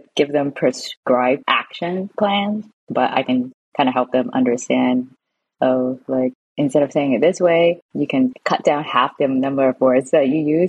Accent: San Francisco, California, United States; also born or lived in Hong Kong / Japan; now in London, United Kingdom; I grew up in San Francisco, but I was born in Hong Kong. And since then, I've moved to Japan, and I've lived in Hong Kong as well. And I moved back to San Francisco. Now I'm in London, UK.

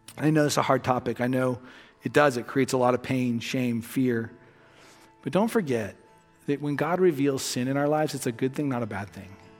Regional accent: Los Angeles, California, United States; moved away; I grew up in the west end of the San Fernando Valley

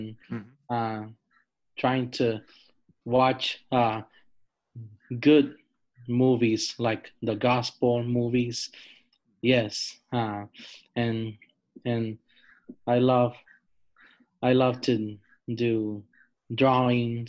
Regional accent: San Francisco, California, United States; I was born here in San Francisco

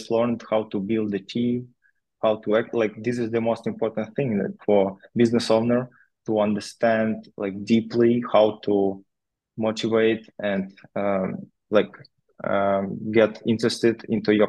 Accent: Novodnistrovsk, Chernivtsi Oblast, Ukraine; moved away as an adult; I grew up in Ukraine in a small town.

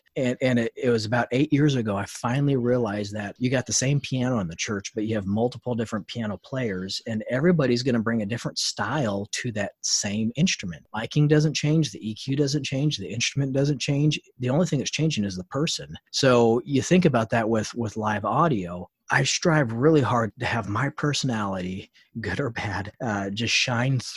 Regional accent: Montana, United States; I was born and raised in Montana

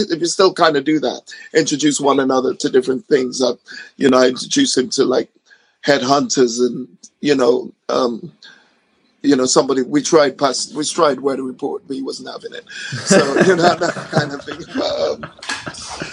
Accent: Ghana; now in United Kingdom; I grew up in Ghana

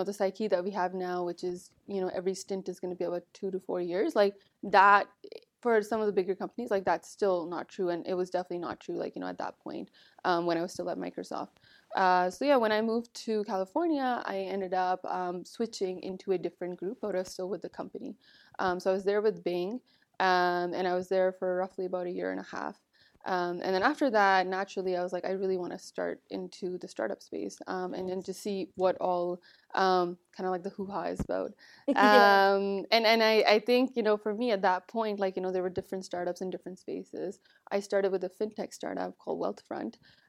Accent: Toronto, Ontario, Canada; And then my family immigrated to Canada. So everything after that for me, I was raised in Toronto. Went to school there, high school there, went to university there.

